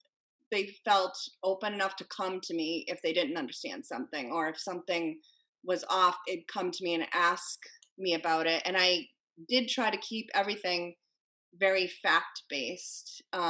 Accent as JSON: {"language": "English", "region": "Connecticut", "country": "United States", "said": "You know, I come from Connecticut where there were school shootings."}